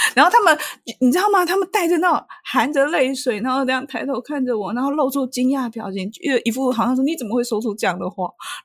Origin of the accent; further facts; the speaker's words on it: Taiwan; 我从台湾来